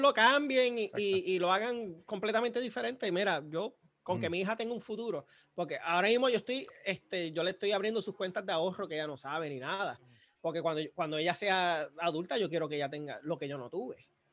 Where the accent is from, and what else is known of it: Puerto Rico; now in United States